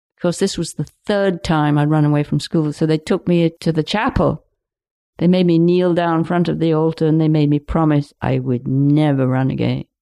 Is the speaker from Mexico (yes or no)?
no; Lincolnshire, East Midlands, United Kingdom; now in Pender Island, Canada; where we were in Lincolnshire, it's totally flat